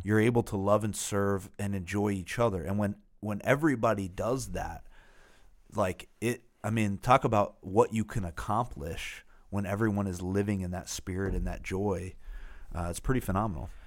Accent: Northeast, United States; we're from the Northeast

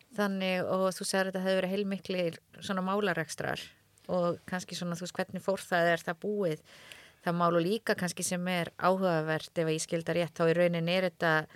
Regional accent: Höfn, Eastern Region, Iceland; ég er þetta frá Hortnafyrði

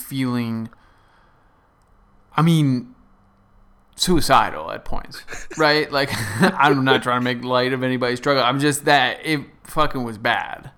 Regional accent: New England, United States; growing up in New England

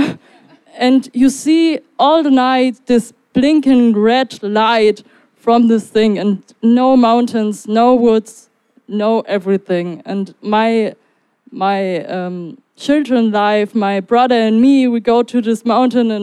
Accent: Germany; English is a second language; I'm from Germany, not from Melbourne

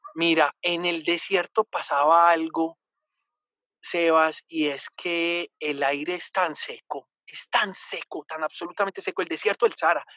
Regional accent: Colombia; yo vengo de Colombia

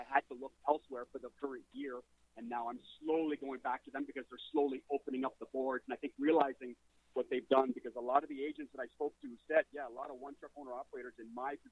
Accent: Ontario, Canada; I started off with my home office in Toronto, because I'm from Ontario

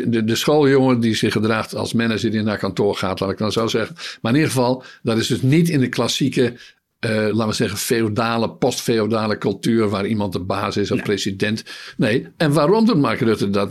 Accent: Netherlands; wij dat als Nederlanders, als bevolking

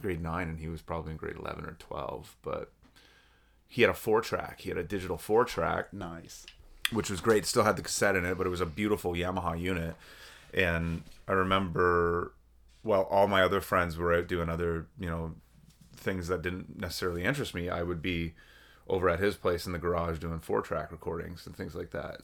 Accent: Oshawa, Ontario, Canada; moved away as an adult; now in Peterborough, Canada; I'm born and raised in Oshawa

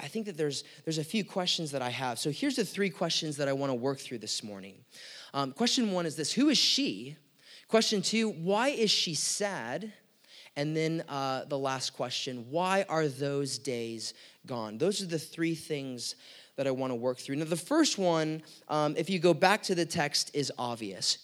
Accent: United States; we're American citizens

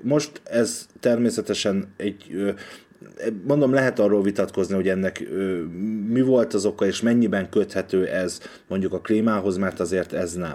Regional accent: Hungary; also born or lived in Budapest; magyarként ez az ország az enyém is

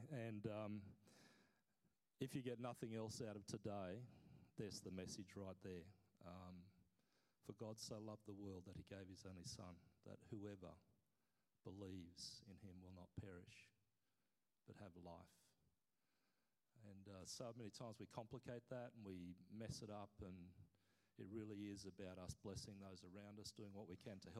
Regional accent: Papua New Guinea; I grew up as a kid, I was born in Papua New Guinea, I grew up as a kid hearing story after story

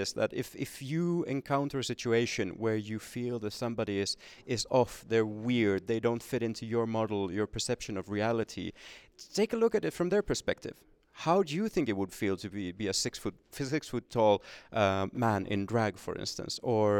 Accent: Finland; first language Swedish; English is a second language; It could in the sense that, for instance, my first language is Swedish. And if I go to a hospital and there are no Swedish-speaking doctors or nurses at the hospital, then I'm gonna have to explain my situation in Finnish.

